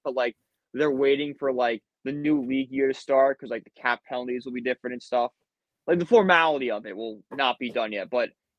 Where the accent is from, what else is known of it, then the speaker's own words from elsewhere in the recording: Connecticut, United States; Like, I grew up in Connecticut